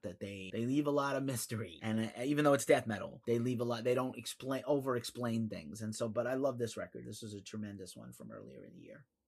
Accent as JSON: {"language": "English", "region": "East Coast", "country": "United States", "said": "I'm from the East Coast, and I say yo and talk with my hands a lot"}